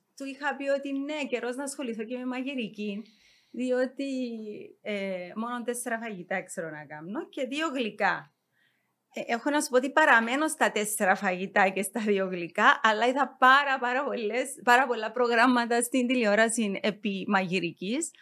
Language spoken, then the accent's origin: Greek; Nicosia, Nicosia District, Cyprus; γεννήθηκα στη Λευκοσία.